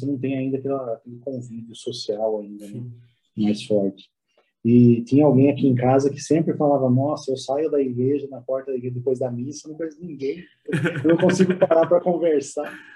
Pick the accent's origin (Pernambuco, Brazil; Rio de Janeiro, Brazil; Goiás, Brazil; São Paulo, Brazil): São Paulo, Brazil; Piracicaba; moved away as an adult; now in São José dos Campos, Brazil; Nós somos de Piracicaba, originário de Piracicaba, mas há exatos quase uns, há 10 anos, né, nós estamos morando aqui em São José dos Campos